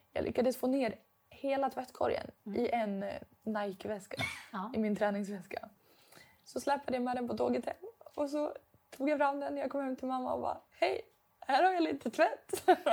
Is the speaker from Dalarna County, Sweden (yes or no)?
yes; Dalarna County, Sweden; accent: dalmål; moved away as an adult; now in Stockholm, Sweden; Det känns som jag pratar mer dalmål nu än vad jag gjorde hemma. Men det kanske ja. är för att nu är jag den enda som pratar dalmål